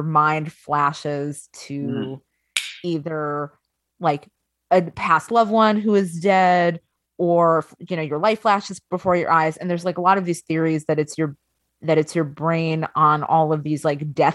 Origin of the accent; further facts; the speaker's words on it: Long Island, New York, United States; I'm from Long Island